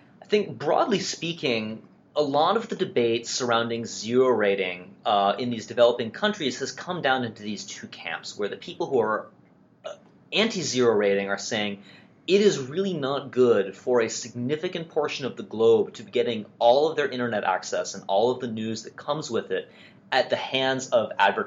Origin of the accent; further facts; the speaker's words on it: United States; we're both American